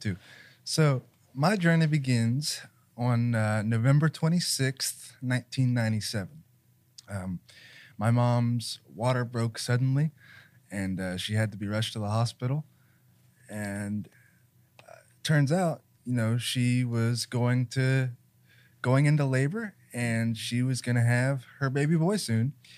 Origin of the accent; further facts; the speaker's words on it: Columbus, Ohio, United States; I was born in Mount Carmel, but I went back and forth between nationwide children's and Mount Carmel